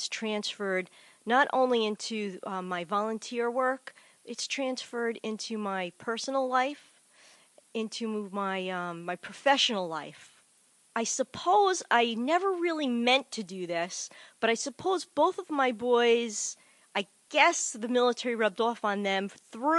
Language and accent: English; Bayonne, New Jersey, United States; moved away as an adult; also born or lived in Cranford, New Jersey; I come from Bayonne. I love Bayonne, the holy city of Bayonne